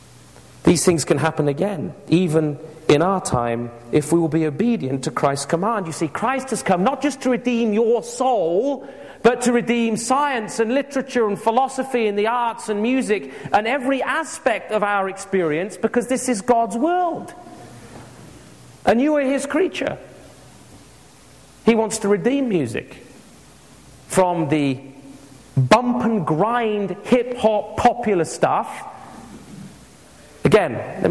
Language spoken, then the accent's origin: English; England, United Kingdom; I grew up with it in England